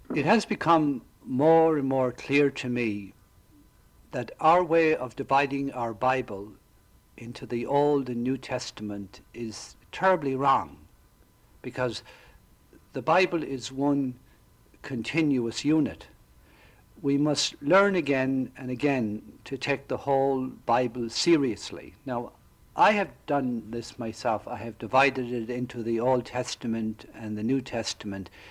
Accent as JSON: {"language": "English", "country": "Ireland", "tie": "born or raised there", "moved": "yes", "lives_now": "Florida, United States", "said": "I grew up in Southern Ireland"}